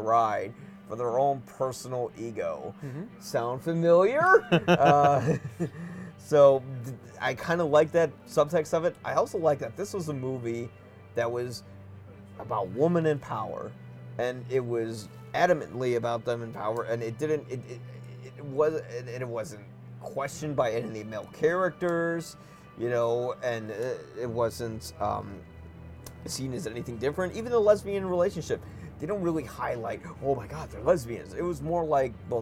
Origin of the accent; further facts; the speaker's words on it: United States; I'm an American